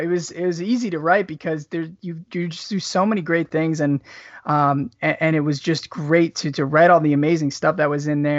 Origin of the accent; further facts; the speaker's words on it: Midwest, United States; And I'm from the Midwest